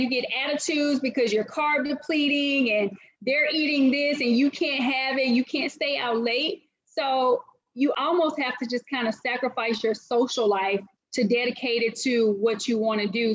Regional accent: Winona, Mississippi, United States; now in Atlanta, United States; I grew up in Mississippi my entire life, a little small city called Winona, Mississippi.

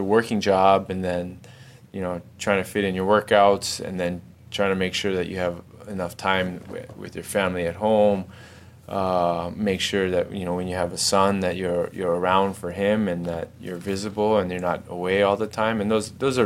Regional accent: Hawaii, United States; moved away as an adult; also born or lived in Houston; I grew up in Hawaii

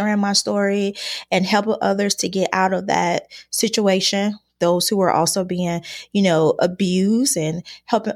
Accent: Chicago, Illinois, United States; I was born and raised in Chicago, Illinois

